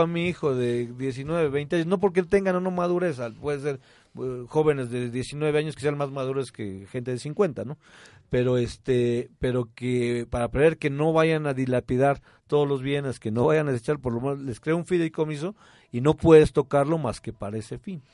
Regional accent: Mexico; no lo teníamos a lo mejor como mexicanos

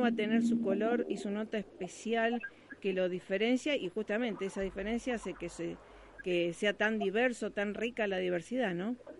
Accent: Rosario, Santa Fe, Argentina; Rosario se, digamos, da al mundo muchos artistas, somos muy creativos

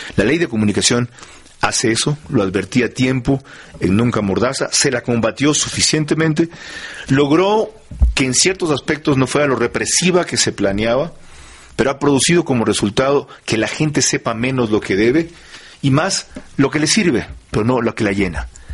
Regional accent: Manabí, Ecuador; en mi tierra, en Manaví

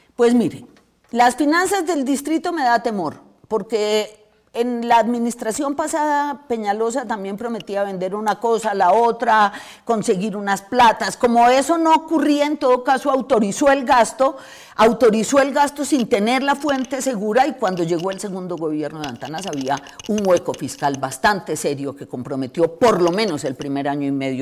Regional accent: Colombia

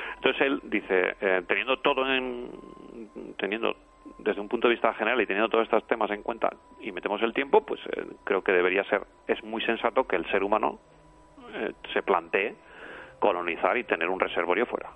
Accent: Pamplona, Navarre, Spain; yo vivo en Pamplona y yo recuerdo mi niñez, eh, bueno, en Pamplona nevaba

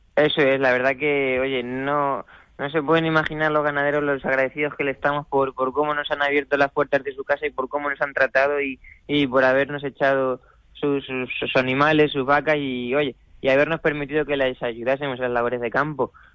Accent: Valeria, Castilla-La Mancha, Spain; also born or lived in Valencia; gran parte de mi familia de, de un pueblo de, de, Cuenca, de Valeria, y bueno, yo desde pequeño me he criado ahí

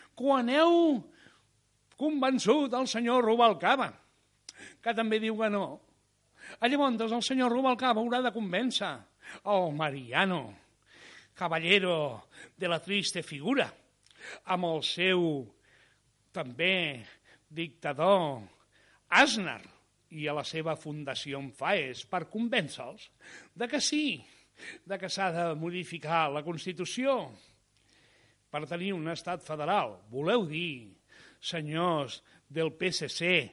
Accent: Catalonia, Spain

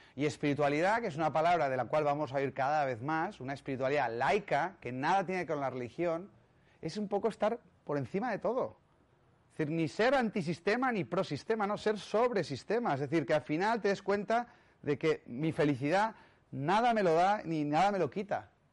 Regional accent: Catalonia, Spain; soy catalán

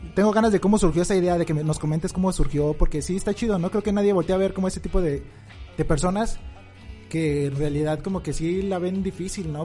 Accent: Mexico City, Mexico; moved away; yo soy de, Ciudad de México, ¿no? Y ahorita pues estamos radicando en otro estado

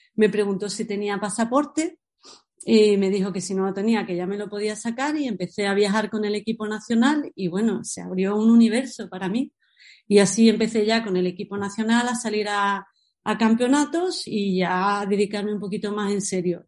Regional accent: San Pedro, Spain; also born or lived in Paris, France / Granada / Barcelona; yo me siento de San Pedro

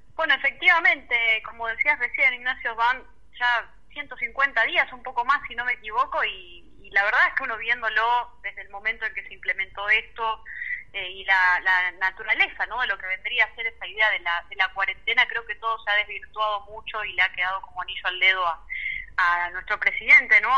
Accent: Argentina; que tenemos como, como argentinos

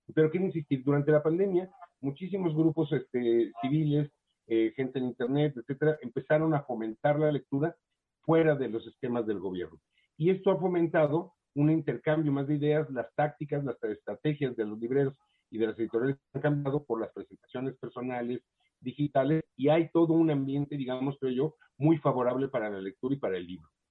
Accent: Mexico; los escritores mexicanos se acostumbraron, o nos acostumbramos, a la beca

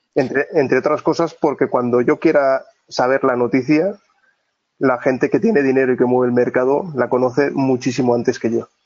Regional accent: Oviedo, Asturias, Spain; Soy, soy de Oviedo, del Principado de Asturias, y vivo, vivo en Oviedo también

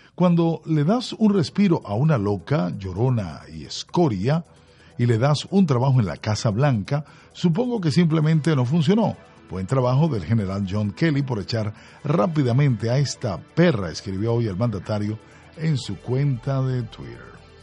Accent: Caracas, Capital District, Venezuela; mi ciudad porque yo nací en Caracas

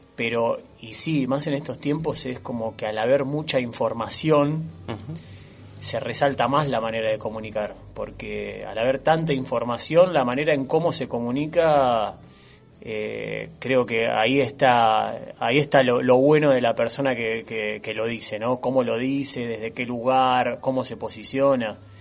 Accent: Tablada, Buenos Aires Province, Argentina; also born or lived in Monte Grande; Nací en Monte Grande, pero me crié en Tablada

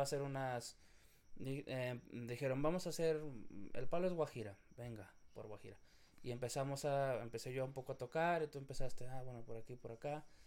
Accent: Mexico; yo soy mexicano y la gente que vivimos en México

